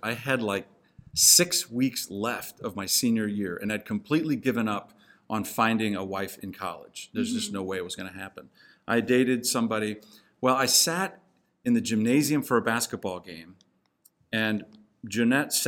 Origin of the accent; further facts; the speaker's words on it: Hong Kong; moved away; I grew up in Hong Kong